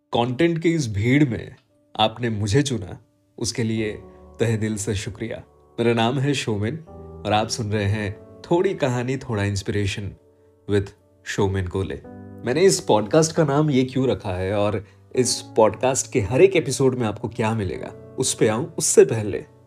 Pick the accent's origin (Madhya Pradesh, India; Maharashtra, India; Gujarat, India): Gujarat, India; Ahmedabad; also born or lived in Surat; मैं अहमदाबाद में पला बड़ा हूँ